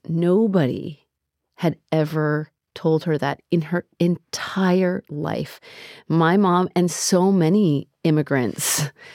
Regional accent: United States; I grew up in America.

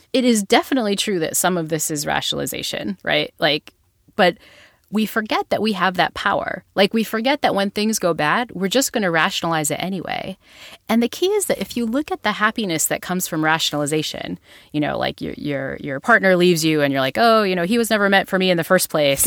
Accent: Northeast, United States; I'm from the Northeast, like, I'm a Yankee girl at heart

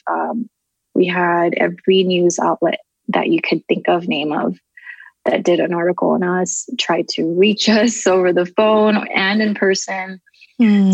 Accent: Southern California, United States; also born or lived in Tokyo, Japan; I was born in Tokyo, uh, Japan, and we immigrated here when I was about three to California. Been living here ever since. Um, and I just kind of grew up in different neighborhoods of Southern California

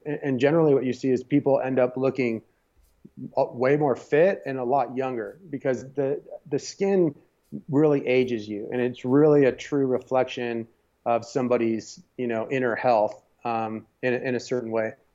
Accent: San Diego, California, United States; I grew up in San Diego

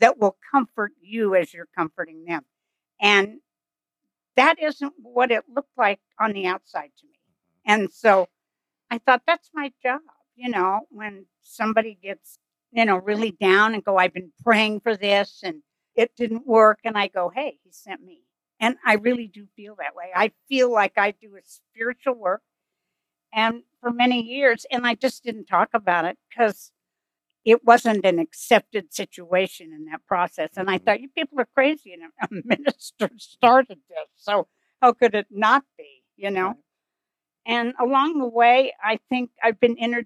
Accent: Kansas, United States; I'm from Kansas and the Plains Indian, which is a very different Indian

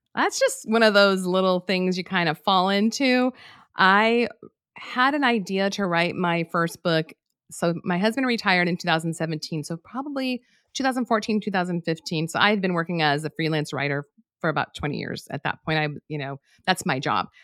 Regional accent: New Mexico, United States; moved away as an adult; I'm from New Mexico

